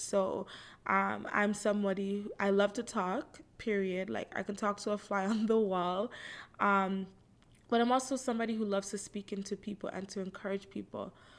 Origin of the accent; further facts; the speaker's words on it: Toronto, Ontario, Canada; I live in Toronto, Canada. Um, I'm 30 years old. I was born right here in Toronto.